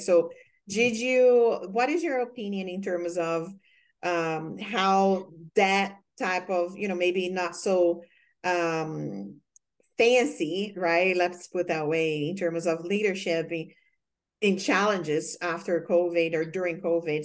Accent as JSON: {"language": "English", "country": "Brazil", "second_language": "English", "moved": "as an adult", "said": "when I came from Brazil, I was an exchange student"}